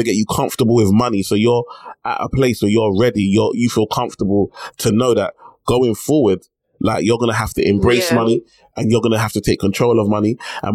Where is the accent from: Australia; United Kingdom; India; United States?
United Kingdom; I'm born in the UK, but I'm Nigerian at heart